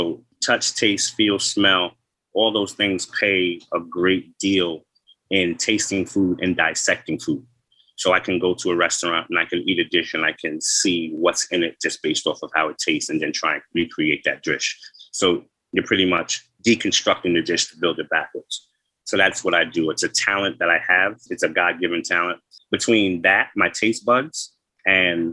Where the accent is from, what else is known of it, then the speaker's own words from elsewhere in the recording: Farmingdale, New York, United States; when I grew up in Farmingdale, Long Island